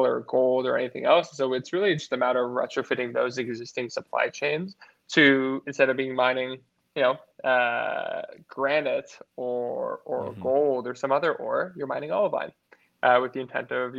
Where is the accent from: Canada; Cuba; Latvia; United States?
United States; California; my home state, California